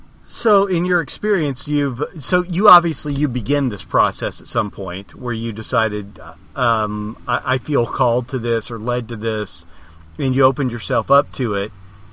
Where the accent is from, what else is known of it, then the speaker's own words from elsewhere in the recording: United States; I'm an American